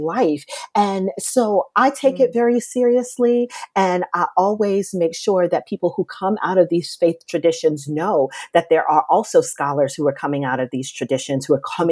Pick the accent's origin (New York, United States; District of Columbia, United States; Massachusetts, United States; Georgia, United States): New York, United States; New York City; now in Washington, D.C., United States; I was born and raised in Brooklyn, New York.